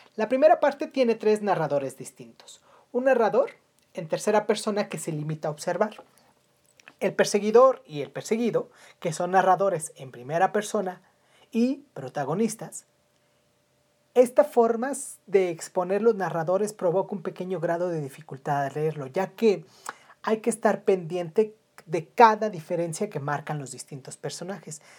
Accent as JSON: {"language": "Spanish", "country": "Mexico", "said": "en mi país, México"}